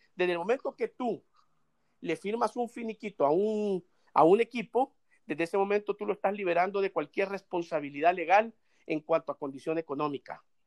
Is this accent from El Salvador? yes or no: yes; El Salvador; como salvadoreño